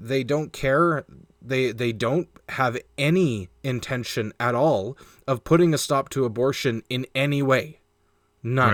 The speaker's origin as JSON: {"language": "English", "country": "Canada", "said": "we are a Canadian show."}